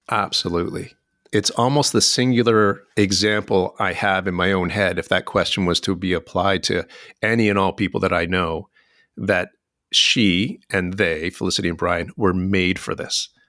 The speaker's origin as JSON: {"language": "English", "region": "Ontario", "country": "Canada", "tie": "born or raised there", "moved": "as an adult", "lives_now": "Vancouver, Canada", "said": "I grew up in Ontario"}